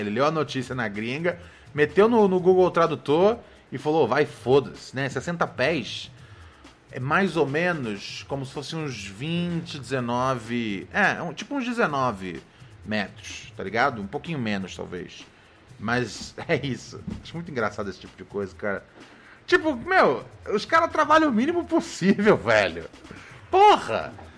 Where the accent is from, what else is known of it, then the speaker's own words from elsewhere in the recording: Rio de Janeiro, Brazil; sou do Rio de Janeiro